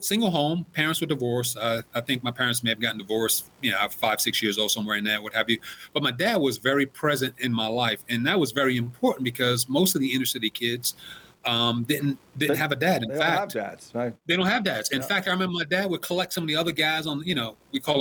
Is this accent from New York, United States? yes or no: yes; New York City, New York, United States; now in North Carolina, United States; grew up in Brooklyn, New York in the 70s